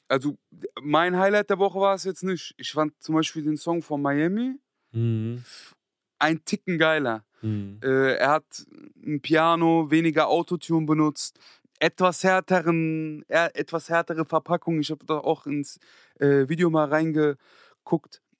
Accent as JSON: {"language": "German", "town": "Frankfurt", "region": "Hesse", "country": "Germany", "said": "ich komme sogar aus Griesheim, Niederrad, ich weiß gar nicht, Frankfurt, Südwest."}